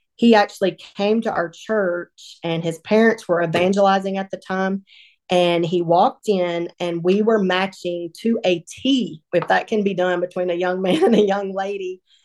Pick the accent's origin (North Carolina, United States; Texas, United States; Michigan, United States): Texas, United States; Northeast; moved away as an adult; now in Sumrall, Mississippi, United States; I was raised in Northeast Texas by two loving